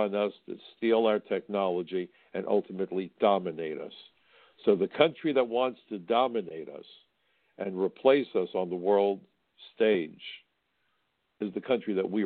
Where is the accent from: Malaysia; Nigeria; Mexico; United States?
United States; New York; I'm from New York, just across the river